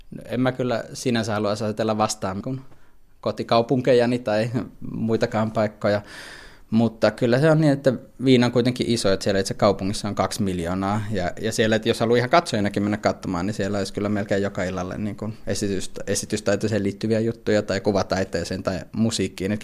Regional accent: Helsinki, Uusimaa, Finland; moved away as an adult; now in Vienna, Austria; mä itse tuun Helsingistä, on asunut kuitenkin reilusti yli 20 vuotta täysin Helsingissä elämäni varrella

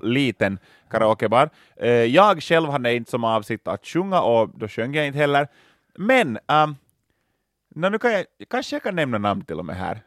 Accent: Loviisa, Uusimaa, Finland; Lovisa var jag växte upp

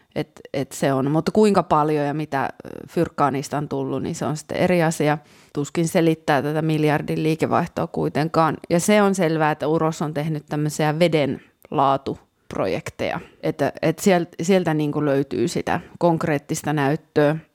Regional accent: Kälviä, Central Ostrobothnia, Finland; moved away; mun kotikunta Käläviä

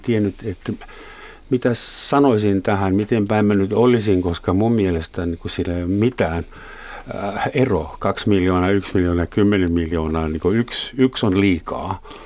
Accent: Germany; now in Finland; olen Saksasta kotoisin

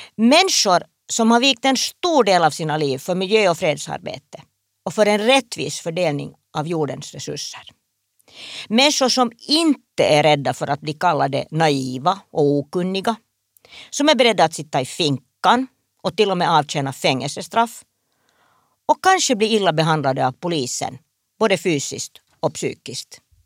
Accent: Espoo, Uusimaa, Finland; Jag växte upp på en kombinerad bondgård, handelsträdgård, i Esbo

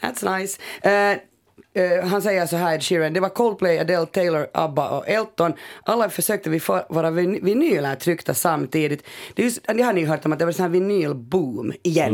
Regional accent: Finland; vi är finlandssvenskar

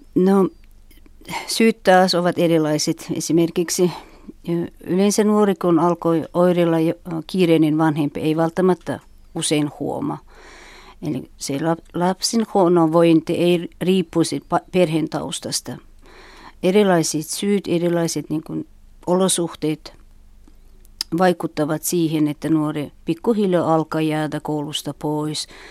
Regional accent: Uzbekistan; Finnish is a second language; now in Finland; mä olen Uzbekistanista ja tulin Suomen vuonna 1998 eli 15 vuotta

